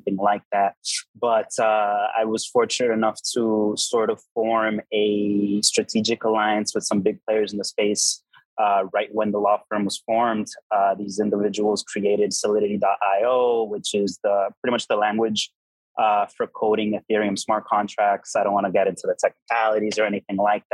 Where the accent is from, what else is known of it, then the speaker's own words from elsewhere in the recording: Miami, Florida, United States; moved away as an adult; also born or lived in Dubai; I just came back to Miami to establish myself in my hometown